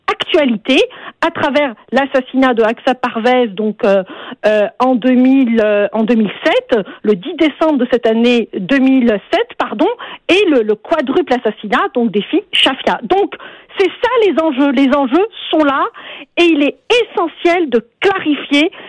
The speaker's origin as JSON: {"language": "French", "country": "Algeria", "moved": "yes", "lives_now": "Canada", "said": "je viens moi-même d'Algérie"}